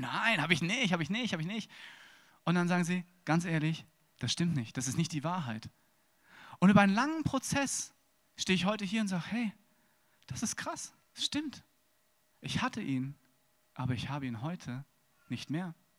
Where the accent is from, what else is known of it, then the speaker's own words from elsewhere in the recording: Wiesbaden, Hesse, Germany; geboren in Wiesbaden.